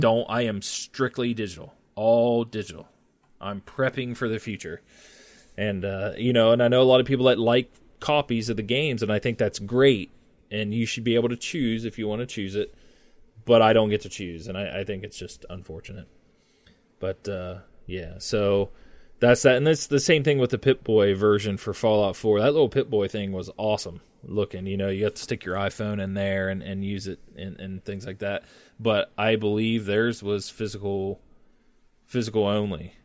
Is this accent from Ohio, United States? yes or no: yes; Ohio, United States; I'm from Ohio